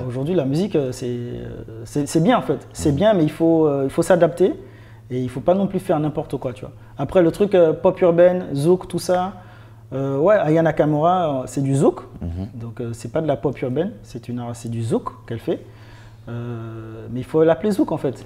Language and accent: French; Martinique; moved away; also born or lived in France (born) / Nice / Paris; je viens de Martinique, petite île, petit quartier.